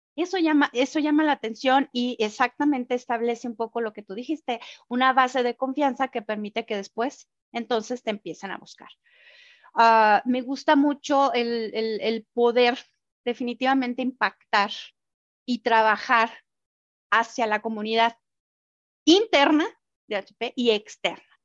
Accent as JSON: {"language": "Spanish", "country": "Mexico", "said": "como mexicanos"}